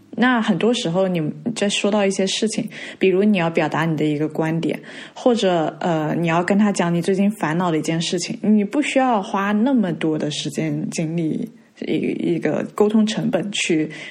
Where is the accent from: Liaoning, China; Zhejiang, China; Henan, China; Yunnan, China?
Zhejiang, China; Hangzhou; moved away; also born or lived in Hong Kong; 本身小的时候，呃，在杭州这边，就是我们在寄宿学校，然后我跟朋友住在一起吧，在学校里面